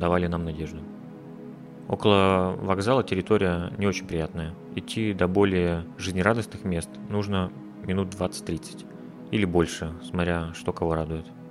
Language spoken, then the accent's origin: Russian; Udmurtia, Russia; moved away as an adult; also born or lived in Izhevsk, Russia / Kazan, Russia / Moscow, Russia; now in Riga, Latvia; Я вырос в Удмуртии, был пять лет студентом в Ижевске.